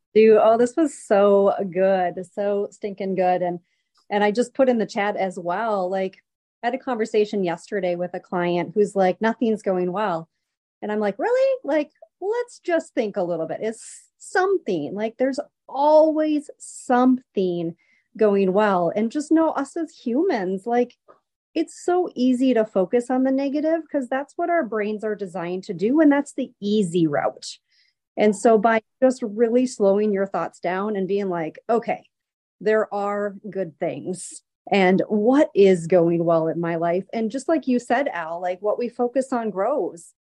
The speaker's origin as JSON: {"language": "English", "region": "Wisconsin", "country": "United States", "said": "I'm from Wisconsin"}